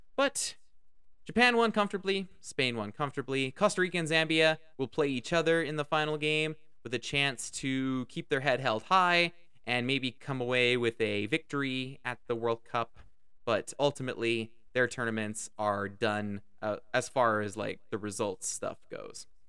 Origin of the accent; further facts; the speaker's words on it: Canada; As a Canadian